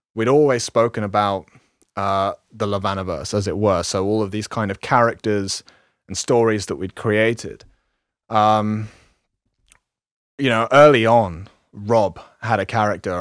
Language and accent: English; London, United Kingdom; moved away as an adult; I was born in London and lived in the kind of slums for, most of my life there.